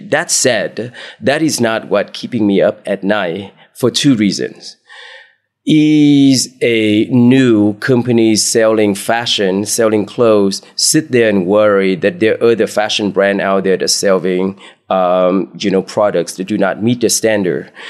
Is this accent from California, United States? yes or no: yes; Bay Area, California, United States; So I grew up in the Bay oh, Area